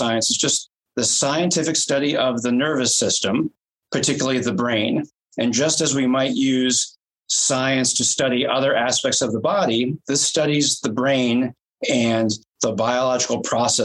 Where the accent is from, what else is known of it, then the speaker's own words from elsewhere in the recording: United States; I'm from the United States